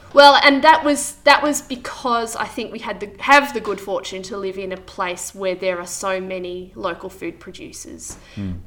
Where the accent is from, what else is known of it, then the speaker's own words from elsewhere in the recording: Wangaratta, Victoria, Australia; also born or lived in Goulburn Valley; now in Yackandandah, Australia; I'm from Wangaratta, so I grew up in Wangaratta